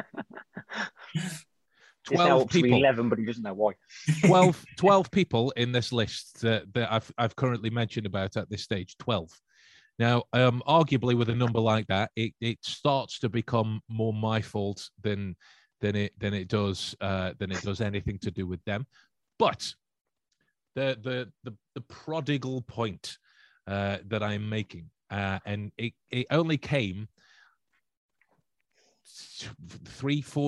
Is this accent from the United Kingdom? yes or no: yes; Stoke-on-Trent, West Midlands, United Kingdom; I'm from Stoke